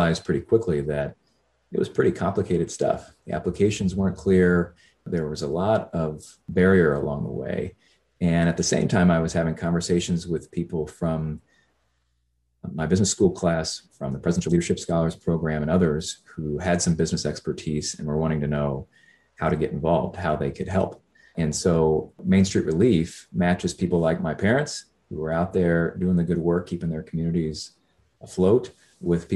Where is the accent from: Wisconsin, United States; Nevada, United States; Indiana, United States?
Indiana, United States; my home state of Indiana